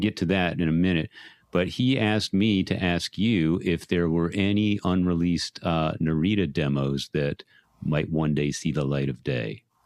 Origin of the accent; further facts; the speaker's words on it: San Antonio, Texas, United States; being born and raised in San Antonio